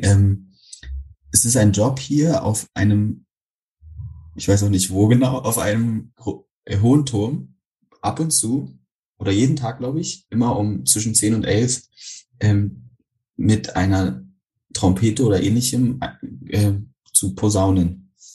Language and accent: German; Berlin, Germany; So als Berliner